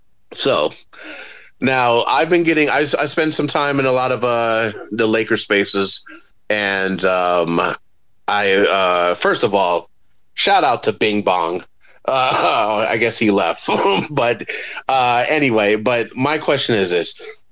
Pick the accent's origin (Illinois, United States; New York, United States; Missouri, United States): New York, United States; I'm a New Yorker.